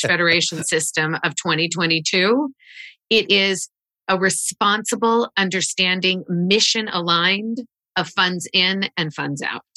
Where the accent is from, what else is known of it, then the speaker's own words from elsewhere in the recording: Wichita, Kansas, United States; moved away; I grew up in Wichita, Kansas